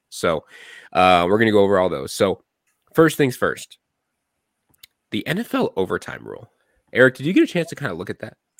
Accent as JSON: {"language": "English", "town": "Gilbert", "region": "Arizona", "country": "United States", "tie": "born or raised there", "also_born_or_lived": "Ahwatukee", "said": "I grew up in Gilbert"}